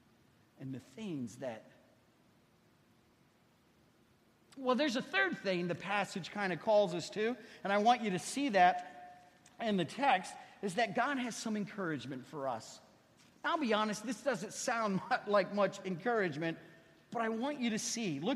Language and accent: English; Ohio, United States; moved away; I was raised in Ohio